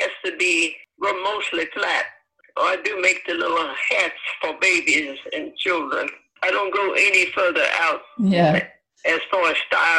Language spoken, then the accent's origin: English; Alabama, United States; now in Cincinnati, United States; No, I was born in Alabama.